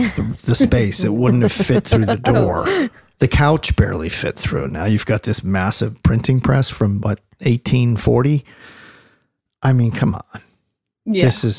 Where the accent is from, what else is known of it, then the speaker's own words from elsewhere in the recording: New Jersey, United States; I grew up in Jersey